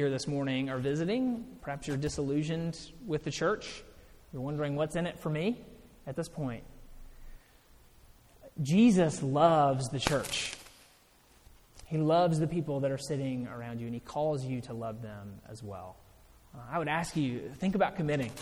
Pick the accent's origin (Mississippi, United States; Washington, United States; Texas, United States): Mississippi, United States; I grew up in Mississippi.